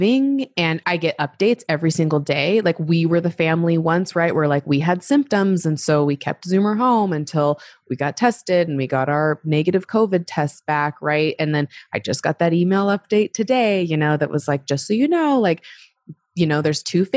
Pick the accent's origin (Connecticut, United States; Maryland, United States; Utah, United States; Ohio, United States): Utah, United States; also born or lived in Arizona / Oregon / Europe / Australia; So born in Arizona, but also raised for a bit in Oregon. And then my family moved to Utah when I was 9.